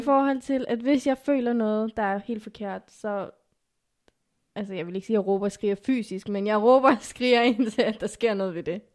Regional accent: Zealand, Denmark; first language Afghan; also born or lived in Pakistan / Lolland / Næstved; er jeg jo opvokset i Danmark

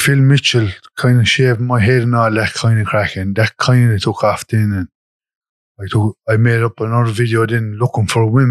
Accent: Limerick, Munster, Ireland; I'm from Limerick City.

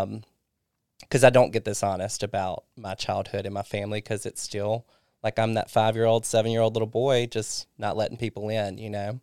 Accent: Kosciusko, Mississippi, United States; moved away; also born or lived in Florida; I went to Kosciuszko first, which is my hometown

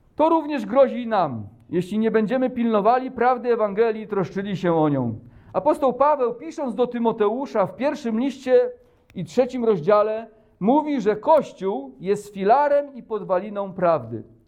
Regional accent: Poland; my, Polacy

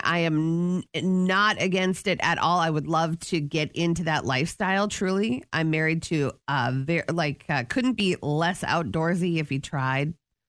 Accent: the Halloween capital, Minnesota, United States; I grew up in the Halloween capital

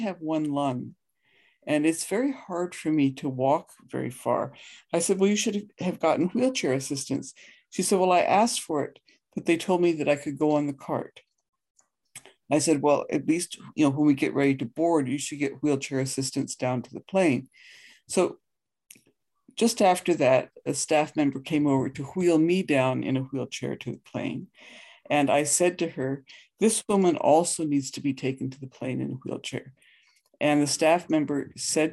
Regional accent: the Himalayan mountains in India, Himalayas, India; now in Canada; I grew up in the Himalayan mountains in India

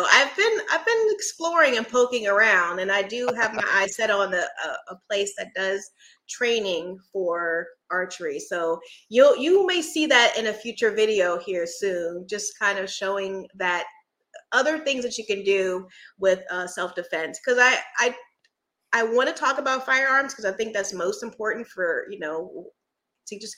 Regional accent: Philadelphia, Pennsylvania, United States; also born or lived in Virginia; now in Florida, United States; I'm actually from Philadelphia.

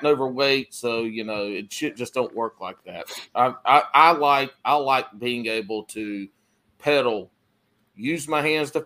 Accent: the Carolinas, United States; I'm from the Carolinas. You know, we grew up fishing

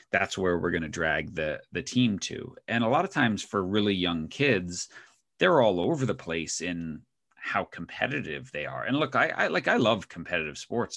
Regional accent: Northeast, United States; moved away as an adult; now in Oregon, United States; both my wife and I grew up in the Northeast

